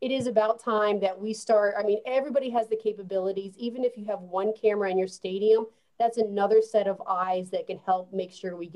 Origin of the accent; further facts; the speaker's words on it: New York City, New York, United States; now in Columbia, United States; I'm a New Yorker